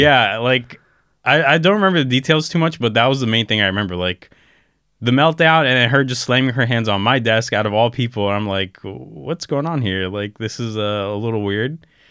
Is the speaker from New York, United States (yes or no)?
no; Orlando, Florida, United States; moved away as an adult; also born or lived in Gaza, Palestine / California; now in Istanbul, Turkey; I was raised in Orlando, Florida. I spent around, um, probably, like, majority of my life there, uh, up until, like, nineteen years old